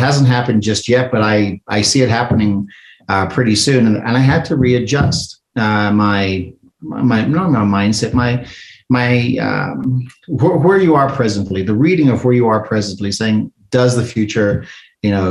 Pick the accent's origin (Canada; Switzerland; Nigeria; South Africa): South Africa; moved away; I'm an immigrant from South Africa. I came over here with nothing